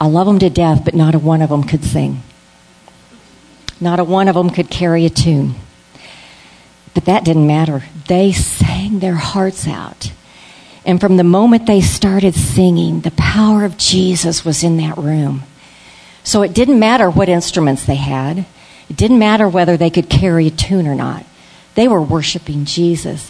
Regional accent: Florida, United States; I'm from Florida

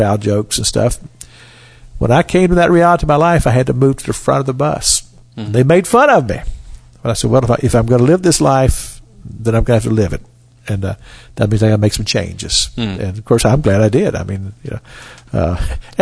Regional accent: Cynthiana, Kentucky, United States; I grew up in Cynthiana, Kentucky

